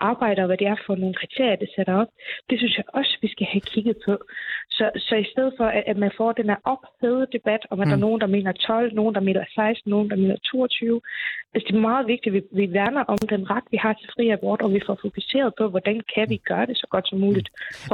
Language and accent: Danish; Faroe Islands; now in Denmark; nu kommer jeg jo fra Færøen og boede også på Færøen dengang